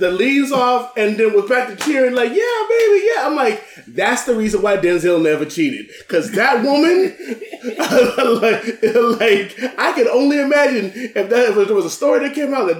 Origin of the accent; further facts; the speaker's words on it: the North, United States; I'm a Yankee. I'm a Northerner. But my area gets a lot colder than yours.